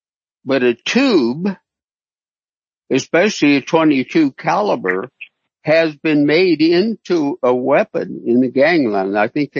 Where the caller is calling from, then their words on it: Concord, California, United States; I'm in Concord, California.